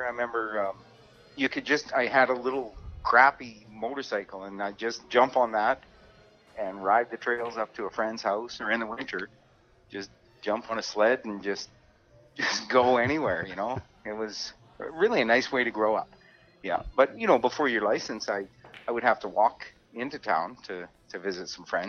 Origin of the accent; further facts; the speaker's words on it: Fort Nelson, British Columbia, Canada; I was born in Fort St. John. Oh, see, I was wrong. Well, my folks moved to Fort Nelson. You know, I wasn't able to help with the move because I think I was 3 months old or something.